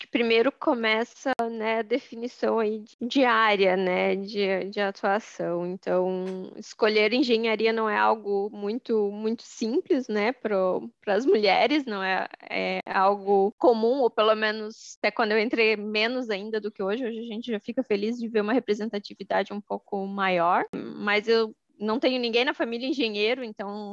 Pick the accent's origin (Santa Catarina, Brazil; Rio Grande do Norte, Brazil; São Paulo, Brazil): Santa Catarina, Brazil; Joinville; eu sou de, de Joinville, Santa Catarina